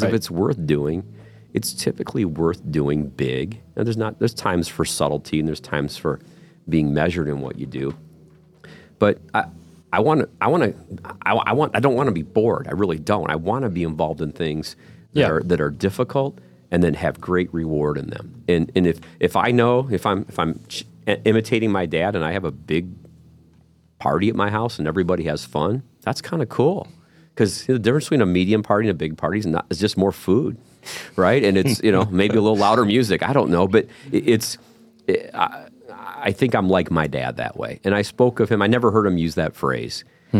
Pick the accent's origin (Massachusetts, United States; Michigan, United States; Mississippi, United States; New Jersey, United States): Michigan, United States; Monroe; So I grew up in Monroe, a town called Monroe, Michigan, and from our house, you had to drive down this one particular road to go into the city every time.